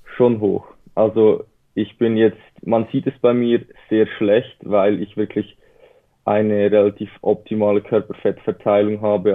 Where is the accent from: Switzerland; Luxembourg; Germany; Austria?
Switzerland; Wie man vielleicht unschlecht ähm, hört, bin ich aus der Schweiz